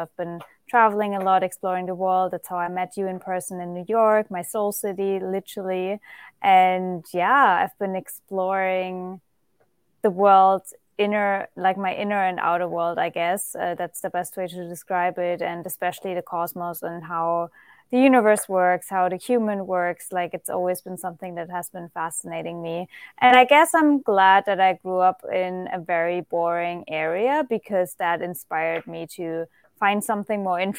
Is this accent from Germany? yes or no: yes; Germany; English is a second language; moved away; I'm originally from Germany.